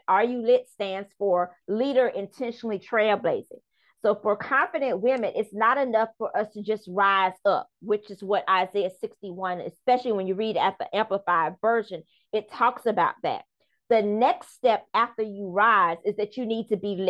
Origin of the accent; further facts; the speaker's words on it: Charleston, South Carolina, United States; also born or lived in Bronx, New York; I'm originally from the Bronx, New York, where my grandmother raised me up until I was 5 years old. And then my parents migrated to Charleston, South Carolina.